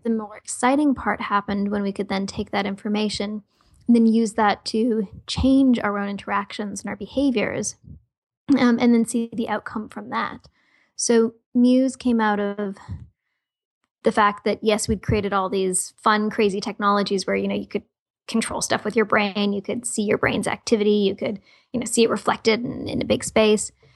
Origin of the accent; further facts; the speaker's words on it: Toronto, Ontario, Canada; born and raised in Toronto, Canada